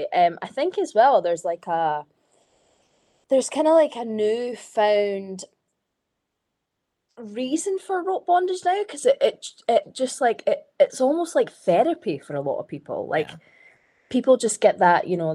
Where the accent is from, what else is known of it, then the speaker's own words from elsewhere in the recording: Scotland, United Kingdom; now in Manchester, United Kingdom; everyone found out I was Scottish.